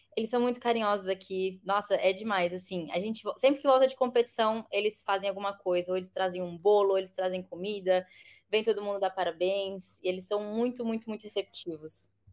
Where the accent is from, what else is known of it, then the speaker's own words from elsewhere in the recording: Bauru, São Paulo, Brazil; moved away as an adult; now in United Arab Emirates; eu sou de Bauru, nascida e sempre morei em Bauru